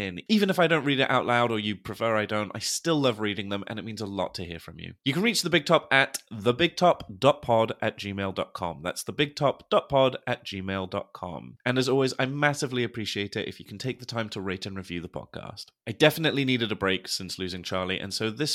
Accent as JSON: {"language": "English", "region": "England", "country": "United Kingdom"}